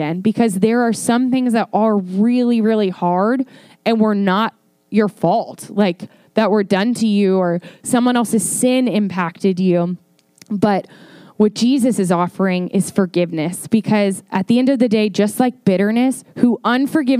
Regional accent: Northern Virginia, United States; moved away; I'm from Northern Virginia and I have a little thing called Snow Pride

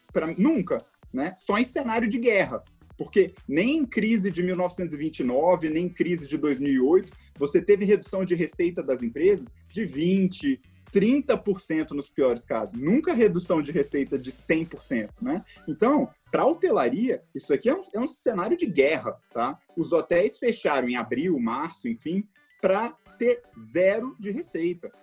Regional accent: Brasília, Federal District, Brazil; also born or lived in Philadelphia, United States / New York, United States; Eu sou daqui de Brasília, tá? um brasiliense orgulhoso. É, eu cresci aqui

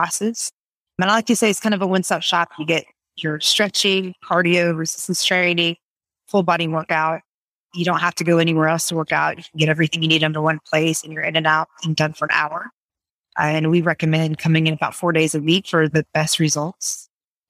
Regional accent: Raleigh, North Carolina, United States; also born or lived in New York; I am from the Raleigh area. Most of my life, I moved from New York when I was 5. So I'm pretty much raised in North Carolina.

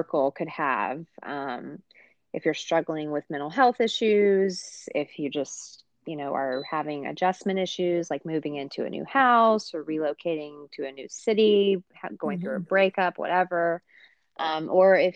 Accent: Atlanta, Georgia, United States; I was born and raised in Atlanta

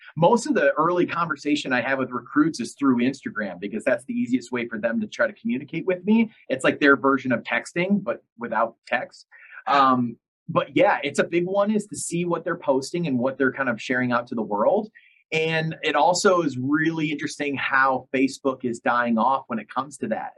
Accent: about an hour north of Detroit, Michigan, United States; I grew up in Detroit, about an hour north of Detroit, and so I was a big Detroit fan

